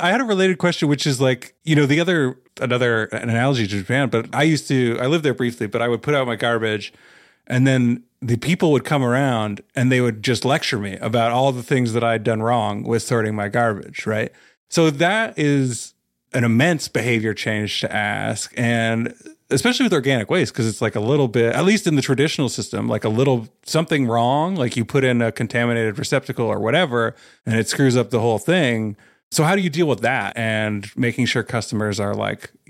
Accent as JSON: {"language": "English", "country": "Canada", "said": "I forget where you all are at with that. I'm Canadian"}